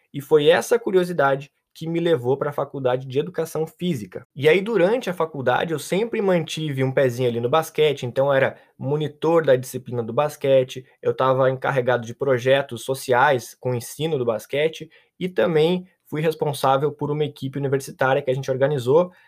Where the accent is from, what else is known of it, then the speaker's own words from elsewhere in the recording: Pelotas, Rio Grande do Sul, Brazil; now in Europe; Eu sou de Pelotas